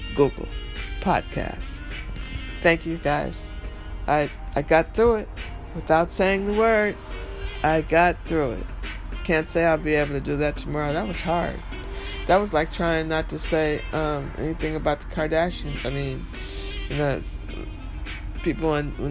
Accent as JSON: {"language": "English", "region": "New York", "country": "United States", "said": "I'm from New York"}